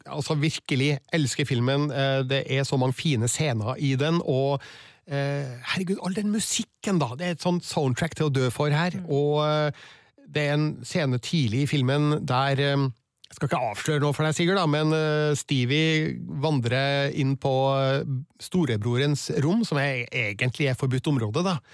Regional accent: Stjørdal, Trøndelag, Norway; vi var litt seint ute med skating, kanskje, da der jeg

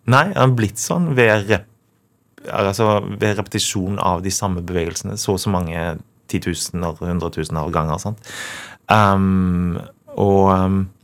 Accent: Karmøy, Rogaland, Norway; jeg er fra Karmøy

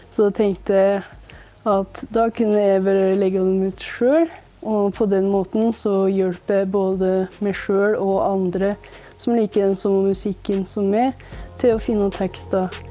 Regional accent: Hedalen, Innlandet, Norway; Jeg kommer fra Hedalen i Nord-Gudbrandsdalen

